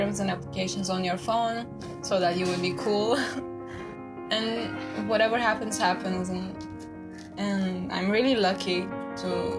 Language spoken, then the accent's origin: English; Turkey; I'm from Turkey